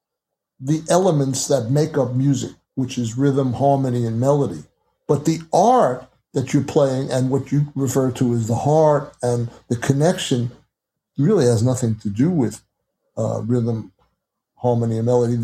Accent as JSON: {"language": "English", "region": "New York", "country": "United States", "said": "I was from New York"}